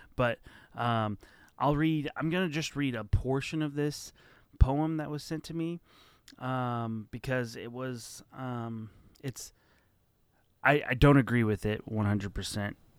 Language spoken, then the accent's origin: English; United States; I grew up in America